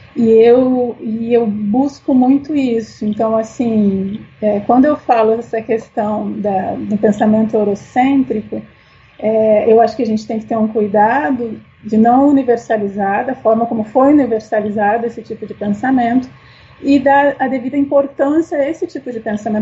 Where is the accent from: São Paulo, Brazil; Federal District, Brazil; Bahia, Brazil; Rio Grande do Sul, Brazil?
Rio Grande do Sul, Brazil; Porto Alegre; eu sou gaúcha, então minha, toda a minha formação e, e é, é, me criei em Porto Alegre